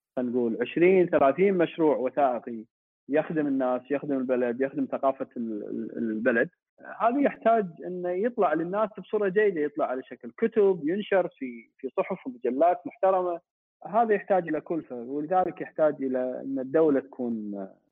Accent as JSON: {"language": "Arabic", "country": "Kuwait", "said": "احنا عندنا بالكويت"}